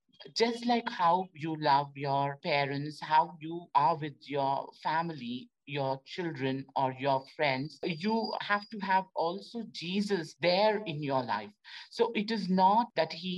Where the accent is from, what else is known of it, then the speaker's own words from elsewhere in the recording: India; moved away as an adult; I was selected from India.